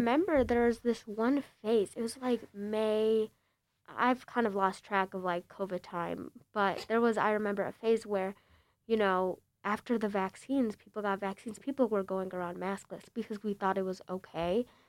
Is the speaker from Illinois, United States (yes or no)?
yes; Bloomingdale, Illinois, United States; also born or lived in Chicago; I'm from Bl-, L-, you know Roselle, Bloomingdale